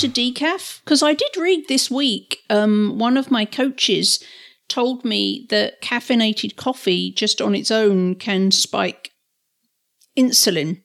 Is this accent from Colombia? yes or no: no; England, United Kingdom; moved away; growing up in England